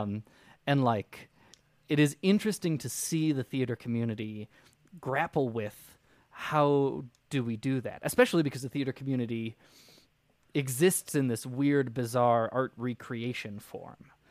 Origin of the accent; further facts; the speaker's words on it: United States; July fourth is a weird holiday for me. being an American